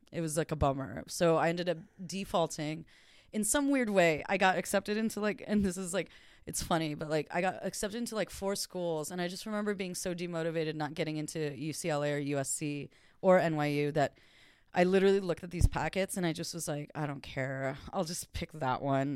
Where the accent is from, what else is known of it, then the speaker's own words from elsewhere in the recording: Los Angeles, California, United States; also born or lived in New York; I was born and bred in L A.